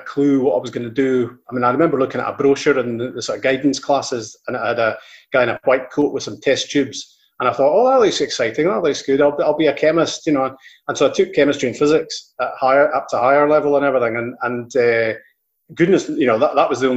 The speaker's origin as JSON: {"language": "English", "town": "Invergordon", "region": "Scotland", "country": "United Kingdom", "tie": "born or raised there", "said": "I'm from Invergordon, so Ross County was my local team, and so I used to like play for the school in the morning and then watch Ross County"}